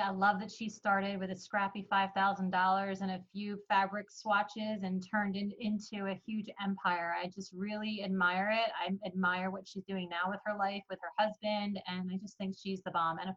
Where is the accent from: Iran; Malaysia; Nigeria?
Iran; born there; I you know, I was born in Iran and I got a chance to meet my family.